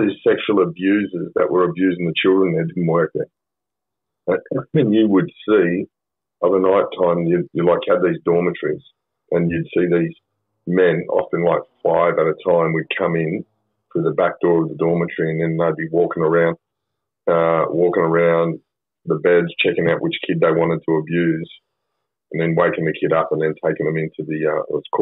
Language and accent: English; Sydney, New South Wales, Australia; we're from Mount Druitt